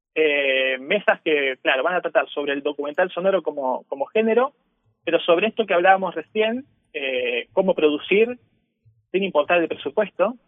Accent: Argentina; vengo de Argentina, estoy en Argentina

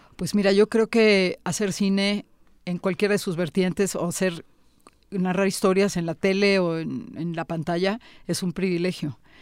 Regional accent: Tampico, Tamaulipas, Mexico; en el lugar de donde yo soy, de Tampico, Tamaulipas

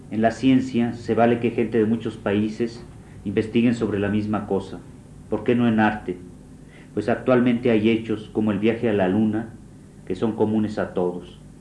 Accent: Mexico; no me siento mexicano sino hombre

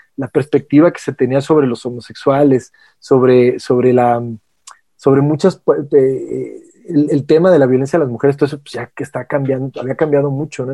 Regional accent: Mexico; como mexicanos, en este caso nuestro país

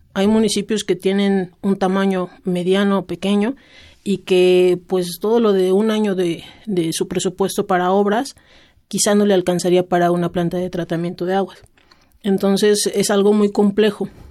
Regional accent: Tlaxcala, Mexico; yo soy del estado de Tlaxcala

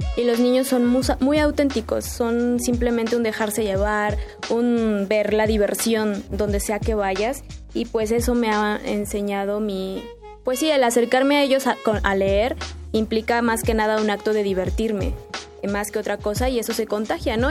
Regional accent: Mexico; yo que soy mexicana

